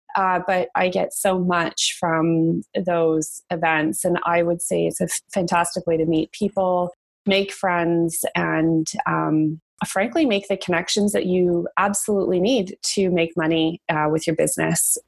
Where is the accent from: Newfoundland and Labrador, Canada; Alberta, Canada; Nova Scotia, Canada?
Alberta, Canada; Calgary; moved away as an adult; now in Toronto, Canada; growing up in Calgary is, is definitely where I got my entrepreneurial spirit from, like many Albertans